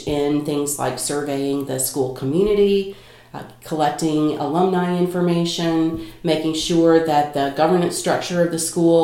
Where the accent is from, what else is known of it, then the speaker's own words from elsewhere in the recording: North Carolina, United States; accent: Kentucky twang; also born or lived in Kentucky; now in Chicago, United States; I was raised in North Carolina